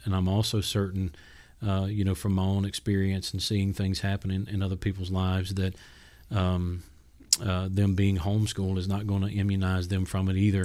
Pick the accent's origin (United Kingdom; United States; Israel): United States; South Georgia; having been born and raised in South Georgia